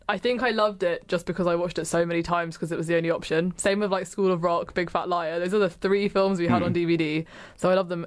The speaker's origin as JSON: {"language": "English", "region": "England", "country": "United Kingdom", "said": "I'm English"}